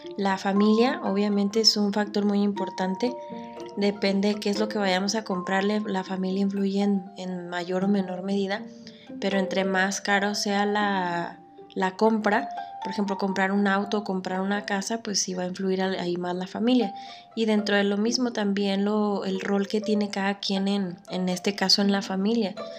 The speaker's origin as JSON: {"language": "Spanish", "country": "Mexico", "said": "lo que más nos distingue a nosotros como mexicanos"}